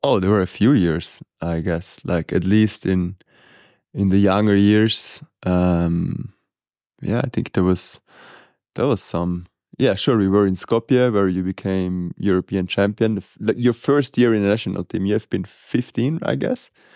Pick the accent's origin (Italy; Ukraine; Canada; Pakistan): Italy; growing up in Murano and, and having the mountains around